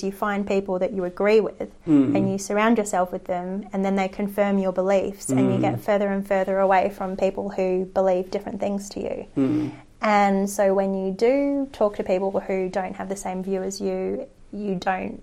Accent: Australia; we are Australian

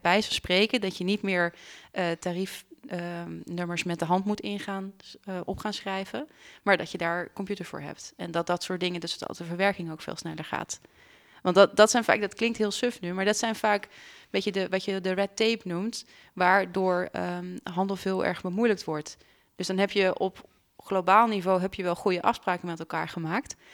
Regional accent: Netherlands; also born or lived in Leuven, Belgium; als Nederlander zegt dat je Frans spreekt

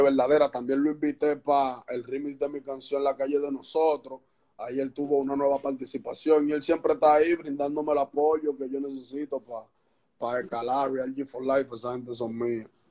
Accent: Santo Domingo Este, Distrito Nacional, Dominican Republic

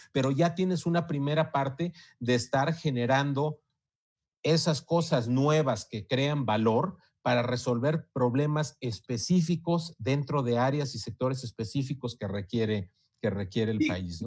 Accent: Mexico; en, en México

